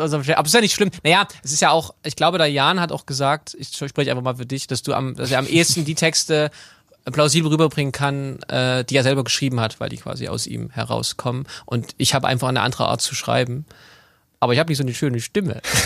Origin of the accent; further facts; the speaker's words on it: Chemnitz, Saxony, Germany; ich bin in Chemnitz aufgewachsen